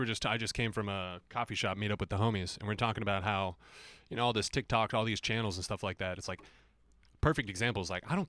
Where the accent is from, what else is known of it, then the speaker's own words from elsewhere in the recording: Phoenix, Arizona, United States; Yep. Born and raised.